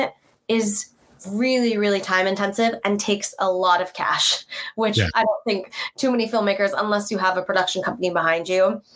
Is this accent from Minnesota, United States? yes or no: no; California, United States; I'm from California, born and raised.